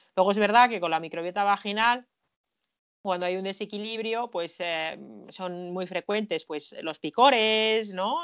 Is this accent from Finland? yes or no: yes; Finland; en mi país, en Finlandia